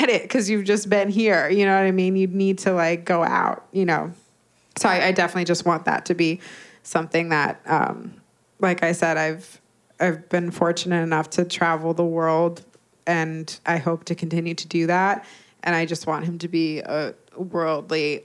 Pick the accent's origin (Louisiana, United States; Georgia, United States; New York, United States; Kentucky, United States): New York, United States; Westchester; also born or lived in Los Angeles, California; now in New York City, United States; I was born in LA, but I grew up in Westchester, New York.